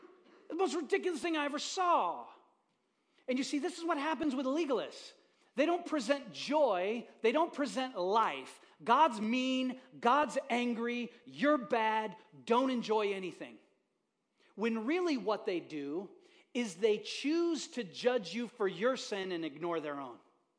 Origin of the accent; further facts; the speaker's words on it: Haiti; So I'm a kid growing up in Haiti.